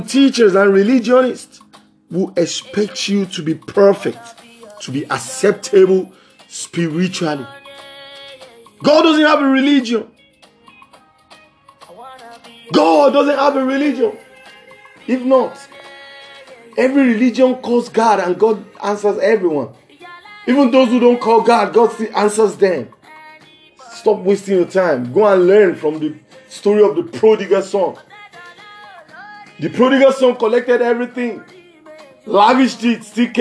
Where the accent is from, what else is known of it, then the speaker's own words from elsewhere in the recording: Lagos, Nigeria; from Lagos, Southwest Region, Nigeria, West Side.